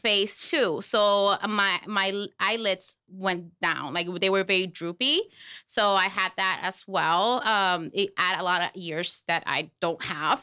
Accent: Puerto Rico; now in Florida, United States; I am from Puerto Rico. but I live here in Florida

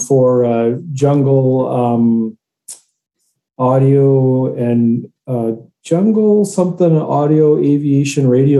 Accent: Grand Forks, British Columbia, Canada; moved away as an adult; also born or lived in New Westminster, British Columbia / Burnaby, British Columbia / Alberta; So I sort of grew up half New West Burnaby and sort of half Grand Forks by the time I completed high school and moved to Alberta.

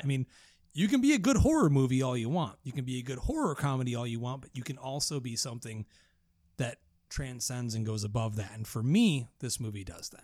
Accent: New York, United States; I'm from New York

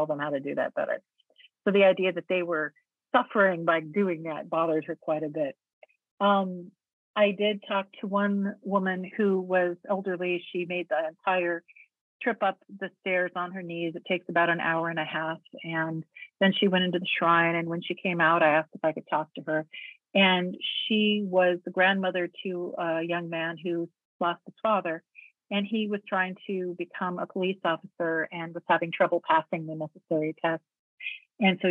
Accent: United States; as an American

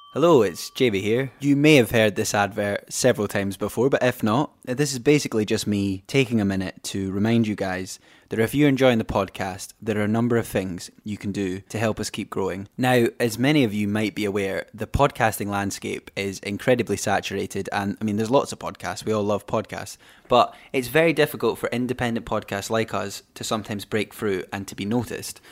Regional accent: Fife, Scotland, United Kingdom; also born or lived in Edinburgh; now in Glasgow, United Kingdom; I lived in Edinburgh for nine years. I'm from Fife in Scotland. I now live in Glasgow, but like I obviously as a Scottish person

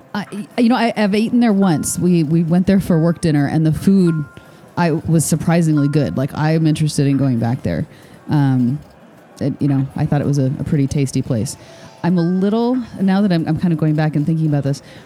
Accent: Michigan, United States; born or raised there; moved away

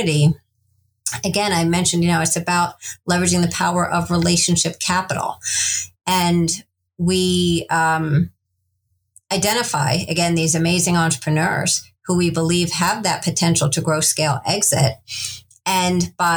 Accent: Iowa, United States; also born or lived in Kansas / Missouri; my family's from the Midwest, Kansas and Missouri. I was born in Iowa

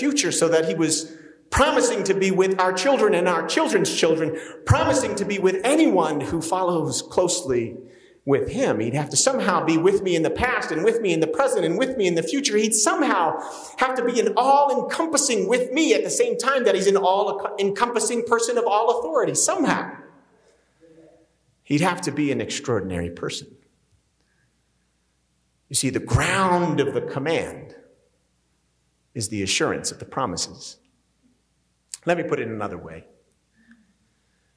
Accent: New Jersey, United States; moved away; I'm from New Jersey. There's a lot of pagans up there. I grew up working class

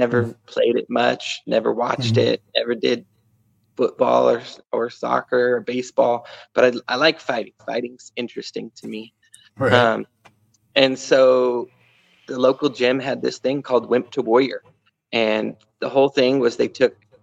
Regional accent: Sacramento, California, United States; moved away as an adult; now in Idaho, United States; I was looking for that group of friends in Idaho because, you know, I grew up in California, didn't have that here.

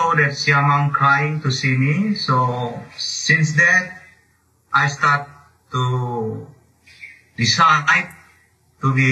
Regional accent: foot of Mount Sinabung, North Sumatra, Indonesia; English is a second language; now in Medan, Indonesia; I was born in a Sinabung volcano in the feet of Sinabung volcano, around like 6 kilometers from the feet. But since 2014, the big eruption, my hometown, my village already relocated by government

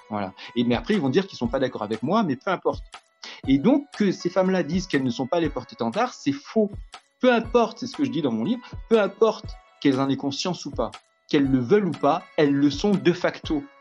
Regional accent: France; Je suis français, point. Peu importe mes origines, mes croyances, je suis français, point.

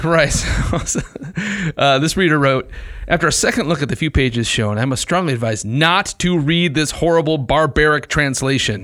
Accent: Midwest, United States; accent: Midwestern; it's hard as a Midwesterner.

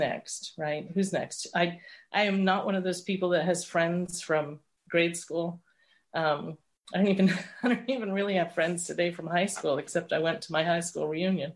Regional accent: London, United Kingdom; I was born in London.

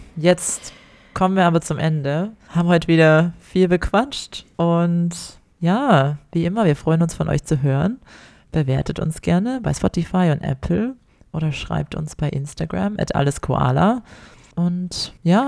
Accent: Ore Mountains, Saxony, Germany; moved away as an adult; now in Australia; ich komme ja aus dem Erzgebirge, aus dem Weihnachtsland

